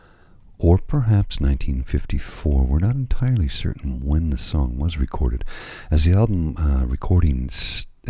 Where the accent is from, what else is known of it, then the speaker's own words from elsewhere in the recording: Canada; being a Canadian